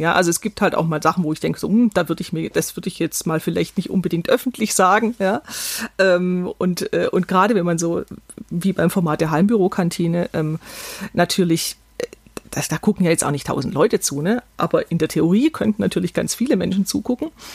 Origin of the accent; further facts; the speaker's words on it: Weil der Stadt, Baden-Württemberg, Germany; meine Heimatstadt, Weilderstadt